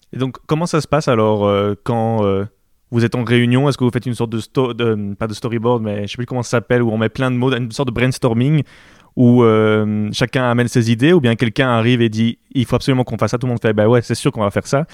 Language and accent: French; Belgium; je suis belge, et moi j'habite, en Belgique